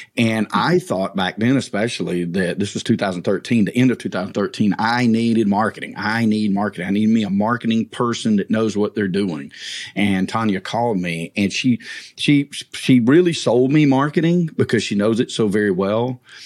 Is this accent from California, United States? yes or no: no; north of Atlanta, Georgia, United States; my hometown north of Atlanta